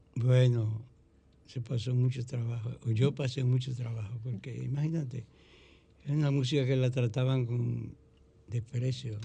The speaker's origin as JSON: {"language": "Spanish", "town": "Mao", "region": "Valverde", "country": "Dominican Republic", "tie": "born or raised there", "said": "mi pueblo que va a Valverde Mao"}